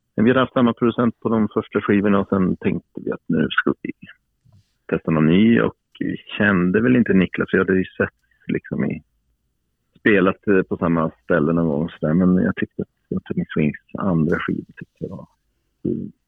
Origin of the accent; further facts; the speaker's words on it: Piteå, Norrbotten County, Sweden; moved away; also born or lived in Stockholm; jag flyttade från Piteå nittonhundraåttiofem